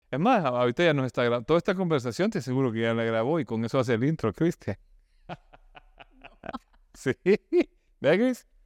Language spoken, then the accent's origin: Spanish; El Salvador; now in Nicaragua; yo soy salvadoreño que se vino a Nicaragua